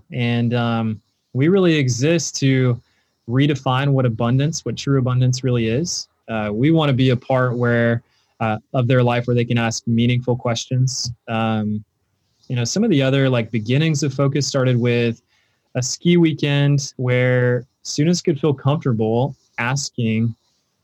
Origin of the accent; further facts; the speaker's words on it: Vass, North Carolina, United States; also born or lived in Fayetteville, North Carolina; now in Raleigh, United States; I was originally born in Fayetteville, North Carolina, and moved pretty soon after that to the Southern Pines, Pinehurst area. The little town I grew up in is called Vass